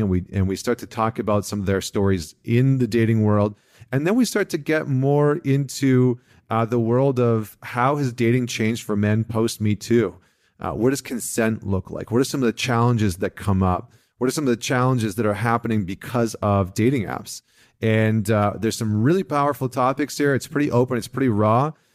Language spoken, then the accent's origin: English; Vancouver, British Columbia, Canada; a local Vancouver company from, from my, from my hometown